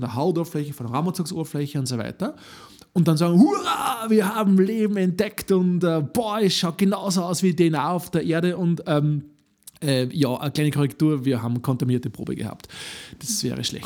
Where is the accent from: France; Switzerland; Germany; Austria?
Austria; Upper Austria; ich bin Oberösterreicher